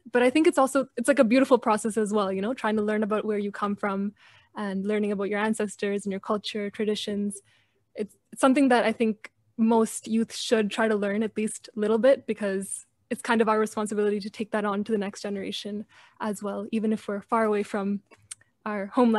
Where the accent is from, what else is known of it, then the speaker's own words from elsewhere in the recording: Canada; also born or lived in Dubai; My dad was working in Dubai when I was born, but my parents immigrated to Canada when I was like 3 months old.